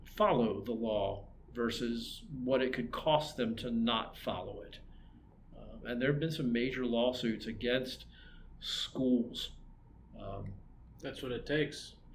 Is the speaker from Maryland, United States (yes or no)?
yes; Maryland, United States; now in Albuquerque, United States; I'm from Maryland